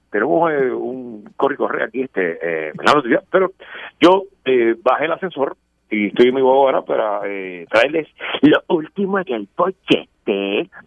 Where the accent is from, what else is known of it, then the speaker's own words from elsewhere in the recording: Puerto Rico; como buen puertorriqueño